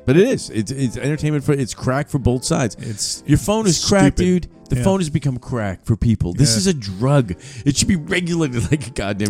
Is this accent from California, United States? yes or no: no; New York City, New York, United States; moved away; Growing up in New York City